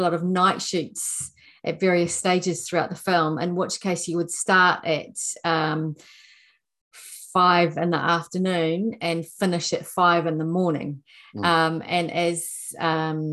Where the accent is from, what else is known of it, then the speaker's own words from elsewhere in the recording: Nelson, New Zealand; moved away as an adult; also born or lived in Wellington, New Zealand / London, United Kingdom; I had left my hometown of Nelson